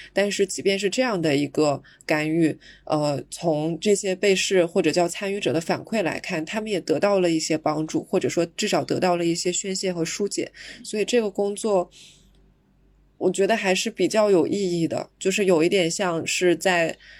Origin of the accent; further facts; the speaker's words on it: China; 我们中国人